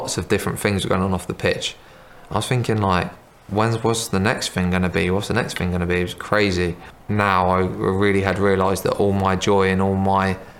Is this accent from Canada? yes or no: no; Southampton, South East England, United Kingdom; I grew up in Southampton.